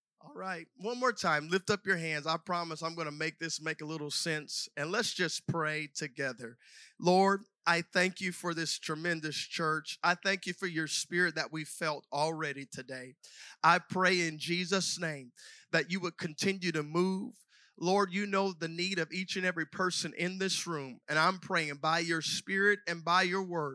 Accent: South Mississippi, United States; accent: Southern; We are both from the South, and so there's probably a little bit of a Southern accent there. And I grew up in South Mississippi

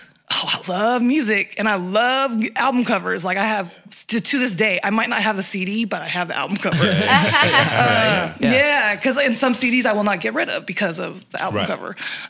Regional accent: Colorado, United States; born there; I was born in Colorado, of all places.

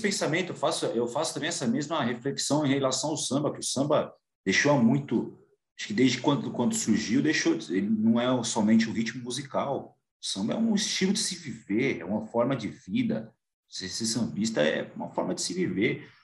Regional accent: São Paulo, Brazil; como paulista

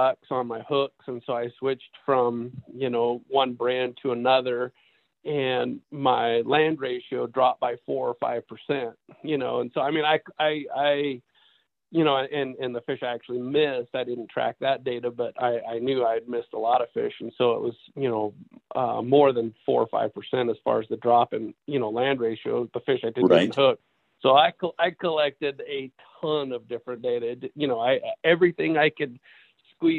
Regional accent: Southern Oregon, United States; I grew up in Southern Oregon

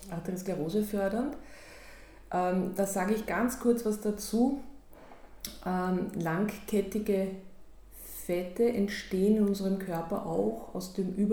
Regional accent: Austria; wenn ich mit meinem jetzigen Wissen sage, als Österreicherin sage, Wien liegt in Linz.

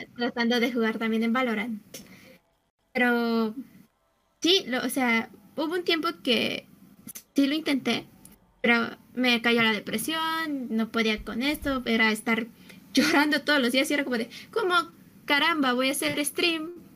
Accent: Mexico City, Mexico; yo soy de la Ciudad de México

